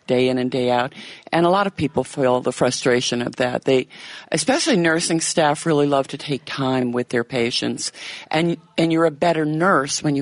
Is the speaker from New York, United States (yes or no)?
no; Virginia, United States; moved away as an adult; now in Kenosha, United States; Grew up in Virginia